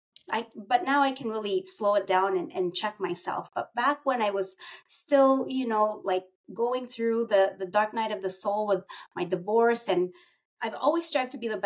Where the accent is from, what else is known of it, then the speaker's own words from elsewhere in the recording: Philippines; I'm Filipino, and we're very, my heritage is very traditional